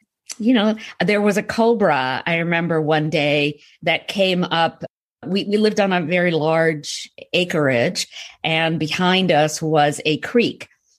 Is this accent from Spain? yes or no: no; Jodhpur, Rajasthan, India; also born or lived in Punjab, India; I was born in Jodhpur, but I also lived in Rajasthan in three other cities, Jaipur, Banswara, and Bikaner.